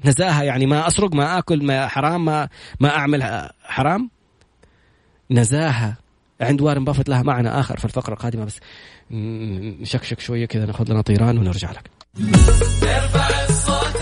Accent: Saudi Arabia; إحنا كسعوديين

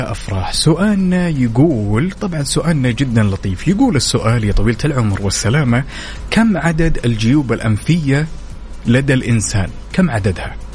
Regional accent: Syria; now in Dammam, Saudi Arabia

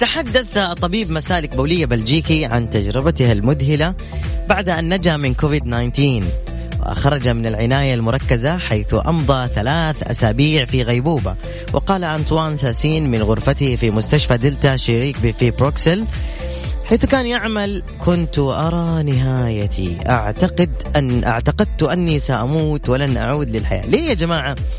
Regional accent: Saudi Arabia; افتخر انه انا ابن هذه البلد والله العظيم افتخر انه مسقط راسي انا في هذه البلد

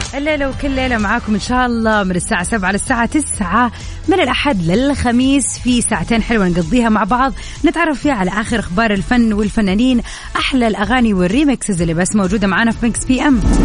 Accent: Hejaz, Saudi Arabia; هنا عندنا في الحجاز

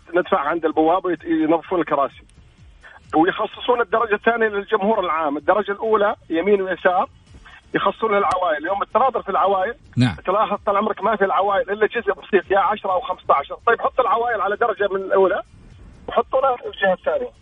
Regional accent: Al-Ahsa, Eastern Province, Saudi Arabia; انا من الشرقيه

